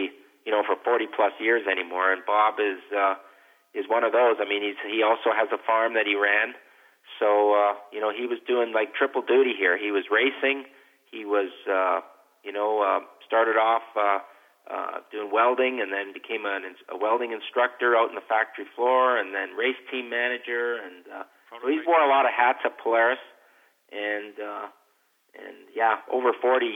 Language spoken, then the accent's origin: English; Manitoba, Canada; for me as a kid, growing up in Manitoba